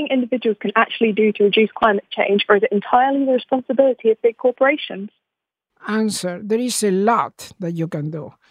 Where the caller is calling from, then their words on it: England, United Kingdom; I'm calling from England.